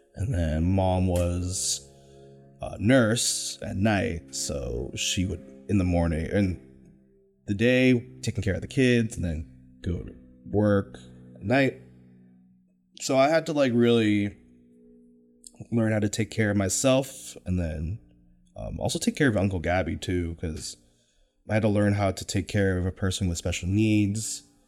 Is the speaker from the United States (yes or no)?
yes; Folsom, California, United States; I grew up in Sacramento, California, born and raised in the nine one six, specifically Folsom, California